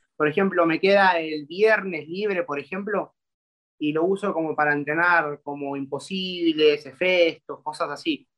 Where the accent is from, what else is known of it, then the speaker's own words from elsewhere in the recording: Argentina; tengo 20 años y soy de Argentina